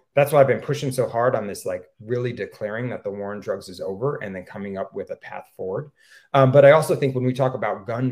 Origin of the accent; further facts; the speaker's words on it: Stamford, Connecticut, United States; now in New Haven, United States; I grew up in Stamford, Connecticut